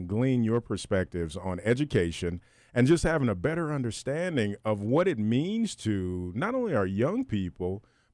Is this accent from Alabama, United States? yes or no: yes; Alabama, United States; I'm from Alabama